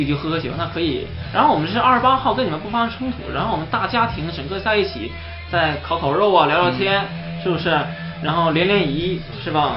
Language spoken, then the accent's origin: Chinese; Liaoning, China; 我们东北啊，我是东北人